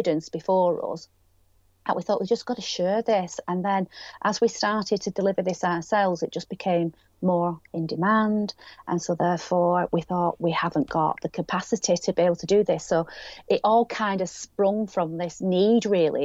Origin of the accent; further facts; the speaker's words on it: Greater Manchester area, or Lancashire, North West England, United Kingdom; accent: northwest; we are based in the northwest, Greater Manchester area, or Lancashire. You can probably tell by my accent